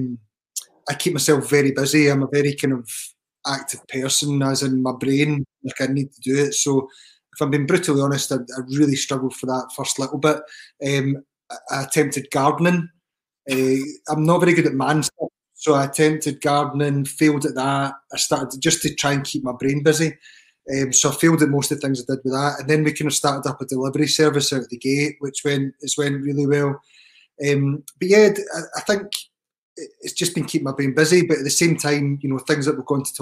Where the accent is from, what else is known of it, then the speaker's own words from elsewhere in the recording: Scotland, United Kingdom; I know I'm Scottish